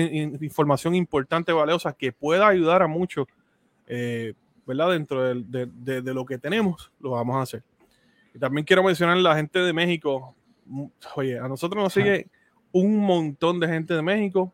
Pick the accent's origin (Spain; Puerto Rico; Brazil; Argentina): Puerto Rico; nosotros dos somos de Puerto Rico